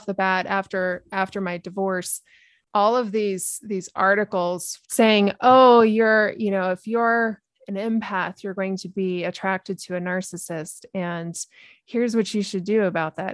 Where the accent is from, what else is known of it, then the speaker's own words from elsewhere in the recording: New Mexico, United States; in my home state, New Mexico